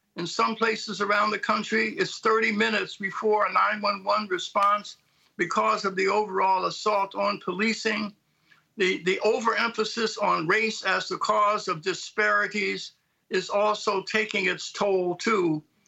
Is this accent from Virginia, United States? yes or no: no; Philadelphia, Pennsylvania, United States; I'm from Philadelphia